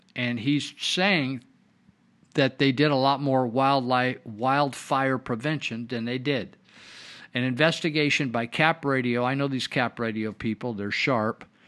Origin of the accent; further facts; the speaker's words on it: Yuba-Sutter area, California, United States; I was raised here in the Yuba Sutter area